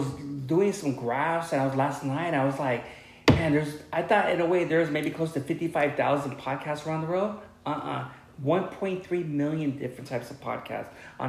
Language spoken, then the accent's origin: English; Long Beach, California, United States; I was born in Long Beach.